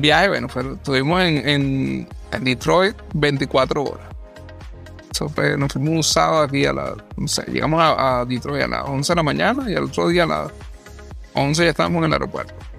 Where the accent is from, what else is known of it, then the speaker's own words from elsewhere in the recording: Venezuela; now in Orlando, United States; como venezolano